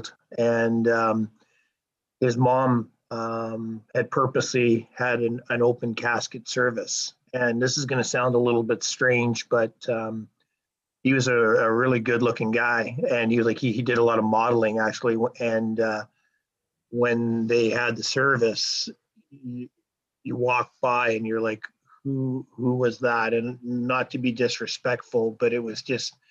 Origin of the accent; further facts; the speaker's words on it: Sherwood Park, Alberta, Canada; also born or lived in Toronto, Ontario; I grew up in Sherwood Park. I grew up in Toronto first, but I grew up in Sherwood Park